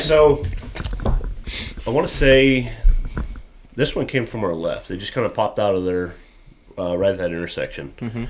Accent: Roanoke, Illinois, United States; me and Alan have been friends for 25, 30 years. We grew up together in Roanoke.

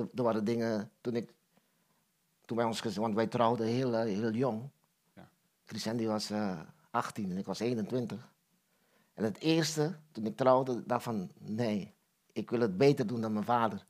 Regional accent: Curaçao; ik ben geboren in Curaçao. Ja. En eh, ik ben opgegroeid in een groot gezin

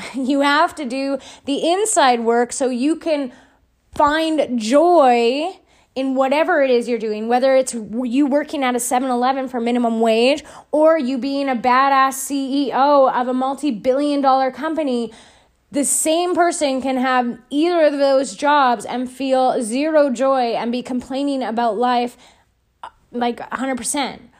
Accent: Edson, Alberta, Canada; Edson, my hometown

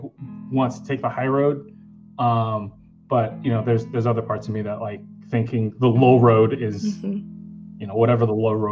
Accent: New York City, New York, United States; I grew up on Staten Island, which is, you know, not as diverse

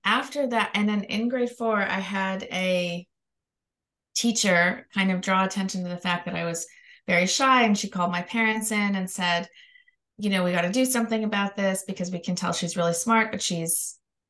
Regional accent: Canada; now in Los Angeles, United States; I'm Canadian, but I live in Los Angeles.

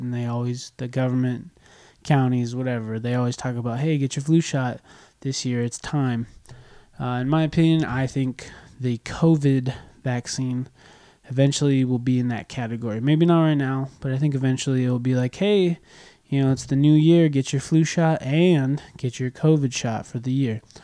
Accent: United States; also born or lived in California; I'm an American. I live in California

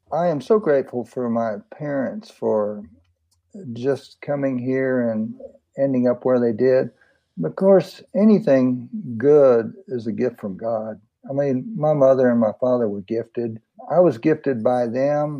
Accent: San Antonio, Texas, United States; I was born in San Antonio, 1948

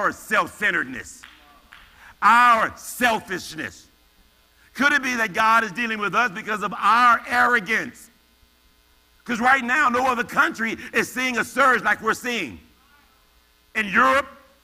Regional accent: United States; I'm African American

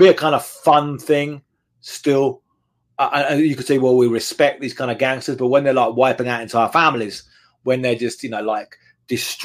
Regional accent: England, United Kingdom; moved away as an adult; now in Mexico; growing up in England back in the 1980s and 1990s

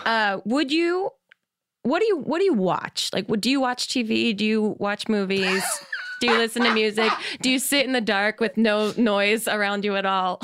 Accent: New Jersey, United States; moved away; I'm from Jersey originally

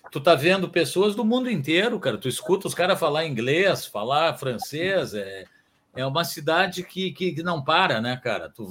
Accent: São Paulo, Brazil; born there; eu nasci em São Paulo, mas eu sou gaúcho, na verdade, porque eu me, é. a família é gaúcha

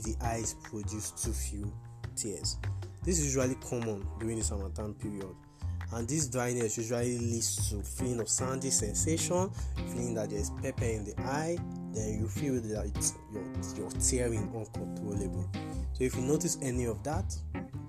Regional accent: Nigeria; I'm a Nigerian optometrist.

